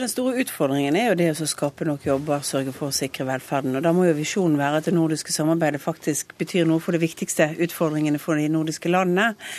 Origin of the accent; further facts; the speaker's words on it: Western Norway, Norway; jeg kommer fra Vestlandet